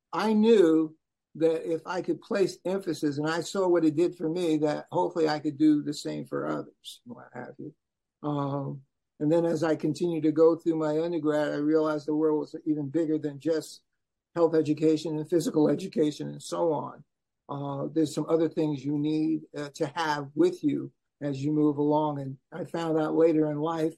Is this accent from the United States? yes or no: yes; New York City, New York, United States; moved away as an adult; also born or lived in Nebraska; born and raised in Brooklyn, New York. Left there in 1969 to go to Chadron State College in northwest corner of Nebraska